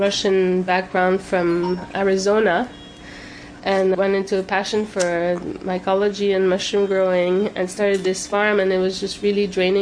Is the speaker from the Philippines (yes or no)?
no; Corsica, France; now in Ellenville, United States; I'm from Corsica in the south of France, a little island